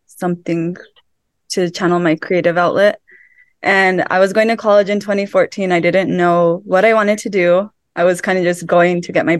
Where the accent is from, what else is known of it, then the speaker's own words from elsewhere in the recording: Silver City, New Mexico, United States; moved away as an adult; now in Phoenix, United States; I'm from Silver City, New Mexico, born and raised there. I moved to Phoenix 2 years ago.